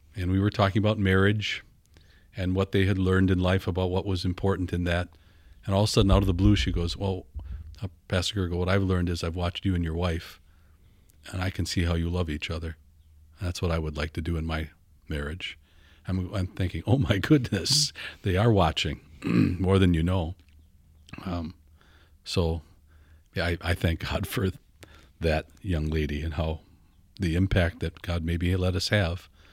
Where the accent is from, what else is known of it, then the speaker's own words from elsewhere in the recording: Fond du Lac, Wisconsin, United States; also born or lived in Minnesota; Six months I lived there, and then my my dad was a pastor, took a call. So yeah, the only home I knew was Fond du Lac, all the way from six months old to college